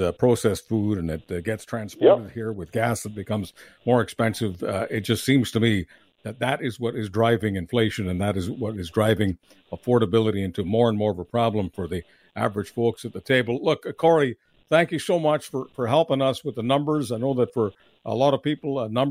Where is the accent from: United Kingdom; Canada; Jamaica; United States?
Canada